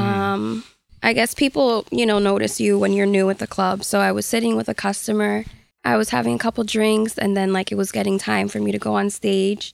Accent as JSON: {"language": "English", "town": "Hartford", "region": "Connecticut", "country": "United States", "tie": "born or raised there", "said": "I'm from Hartford"}